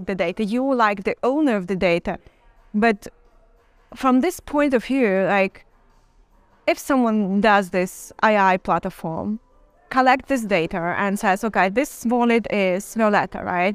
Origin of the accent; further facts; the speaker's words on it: Belarus; I'm from Belarus